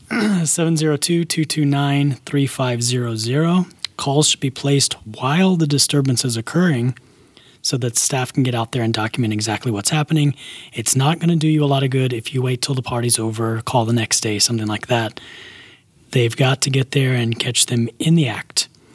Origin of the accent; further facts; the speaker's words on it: Alabama, United States; now in Las Vegas, United States; where I grew up in Alabama.